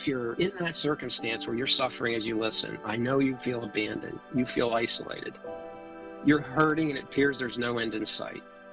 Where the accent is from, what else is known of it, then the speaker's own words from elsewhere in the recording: Ohio, United States; moved away as an adult; now in Northern Virginia, United States; So I grew up in Ohio, small town, four sisters.